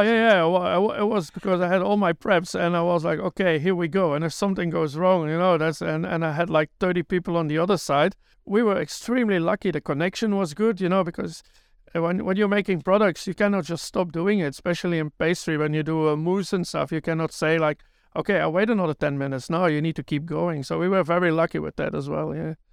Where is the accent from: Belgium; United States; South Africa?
Belgium; also born or lived in New Zealand; now in Tauranga, New Zealand; I'm originally from Belgium.